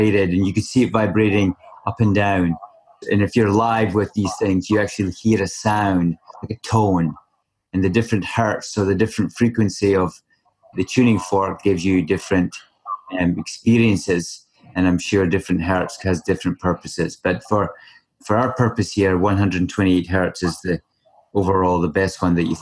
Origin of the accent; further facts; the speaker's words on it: Scotland, United Kingdom; moved away as an adult; now in British Columbia, Canada; growing up in Scotland for 32 years before coming over here to BC